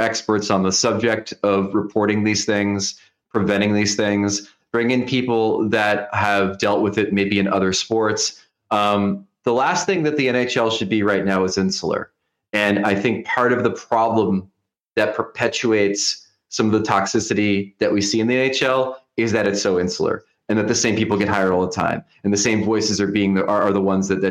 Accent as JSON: {"language": "English", "country": "United States", "said": "As an American"}